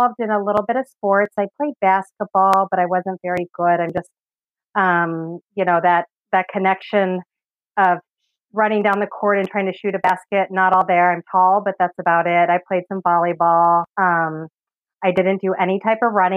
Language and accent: English; Los Angeles, California, United States; moved away as an adult; now in Michigan, United States; But I grew up in California, so Southern California, San Fernando Valley